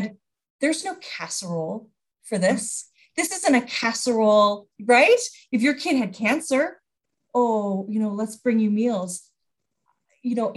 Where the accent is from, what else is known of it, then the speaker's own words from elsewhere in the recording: British Columbia, Canada; as a Canadian